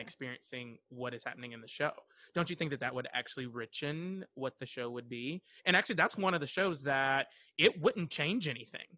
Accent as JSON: {"language": "English", "region": "Western North Carolina", "country": "United States", "tie": "born or raised there", "said": "I'm from, uh, Western North Carolina"}